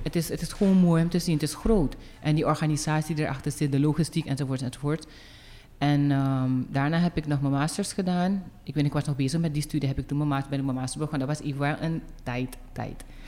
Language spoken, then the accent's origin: Dutch; Suriname; moved away as an adult; ik ben geboren en getogen in Suriname